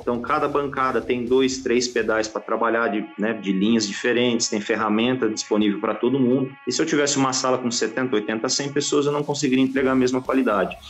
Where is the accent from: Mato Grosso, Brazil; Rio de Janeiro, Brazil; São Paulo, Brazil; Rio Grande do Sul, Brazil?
São Paulo, Brazil; also born or lived in Italy; eu sou de São Paulo capital, mas eu mudei para o interior jovem, depois uhum. acabei voltando